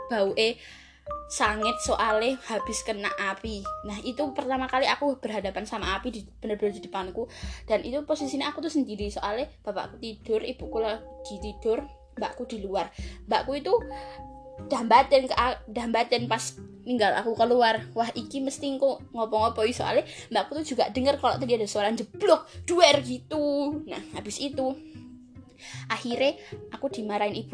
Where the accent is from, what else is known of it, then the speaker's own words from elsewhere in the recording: Java, Indonesia; accent: Javanese (medok); karena sebagai orang Jawa tidak lepas dari bahasa Jawa dan kemedokan yang yang kalau ngomong bahasa Indonesia kadang-kadang suka medok